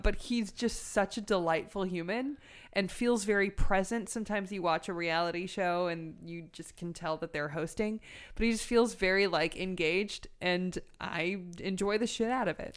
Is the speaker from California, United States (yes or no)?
yes; Los Angeles, California, United States; I'm from North Hollywood